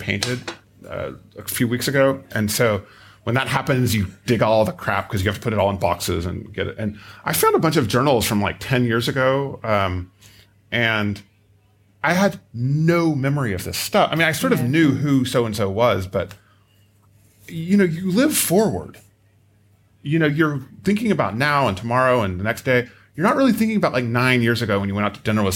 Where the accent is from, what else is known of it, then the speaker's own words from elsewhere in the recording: United States; I'm American